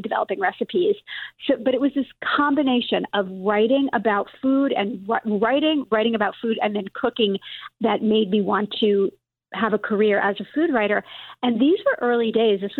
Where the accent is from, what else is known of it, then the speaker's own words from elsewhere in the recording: New York City, New York, United States; I grew up in Brooklyn